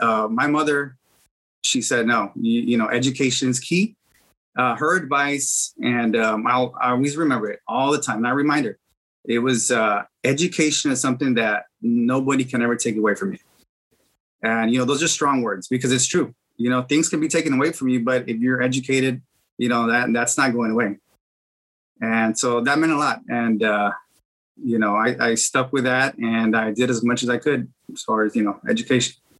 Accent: Edcouch, Texas, United States; now in McAllen, United States; I'm originally from Edcouch, Texas. That's where I grew up

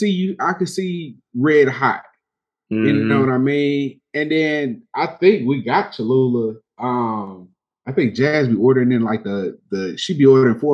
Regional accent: Texas, United States; I'm from Texas.

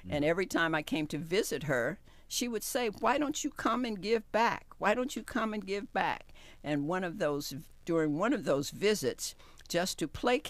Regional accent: West Virginia, United States; now in Athens, United States; I'm from West by God, Virginia

